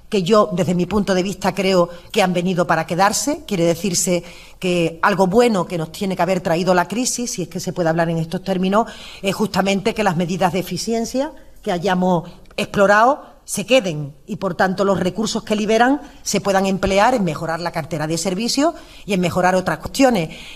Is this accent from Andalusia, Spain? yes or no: yes; Andalusia, Spain; yo no ni, quiero ni puedo ocultar que soy andaluza